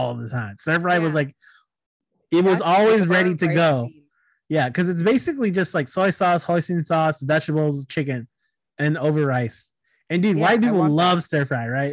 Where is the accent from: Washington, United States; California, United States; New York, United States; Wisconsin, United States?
California, United States; Sacramento; also born or lived in New Jersey; my random ass hometown in the suburbs of Sacramento